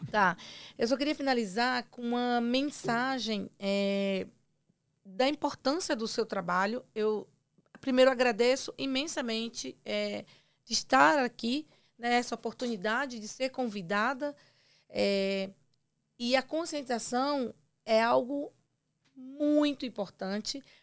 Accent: Ceará, Brazil; sua conterrânea

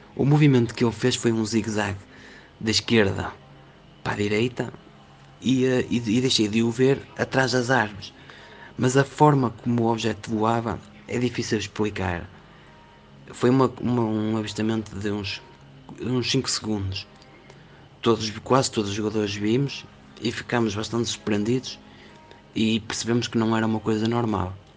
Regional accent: Portugal; also born or lived in Vila Nova de Famalicão; sou português, eh, moro numa cidade chamada Vila Nova de Famalicão

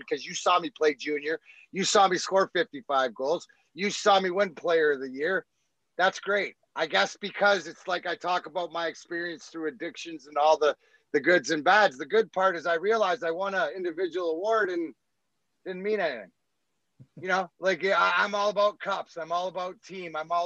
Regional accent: Canada; moved away as an adult; also born or lived in Scotland; now in Michigan, United States; Being Canadian

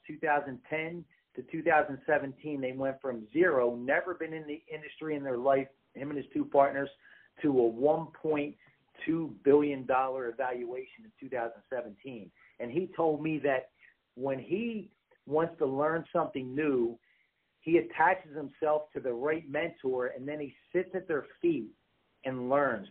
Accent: East Coast, United States; moved away; I'm originally from the East Coast

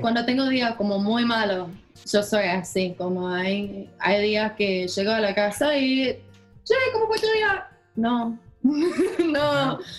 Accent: Minnesota, United States; Spanish is a second language; yo soy de Minnesota

